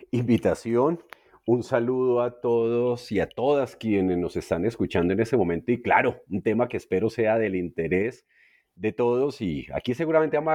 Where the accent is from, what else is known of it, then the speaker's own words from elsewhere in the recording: Colombian interior, Colombia; los que somos colombianos del interior